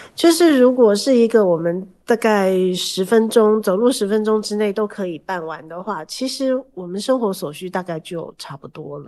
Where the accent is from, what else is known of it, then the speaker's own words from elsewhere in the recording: Taiwan; 我们台湾人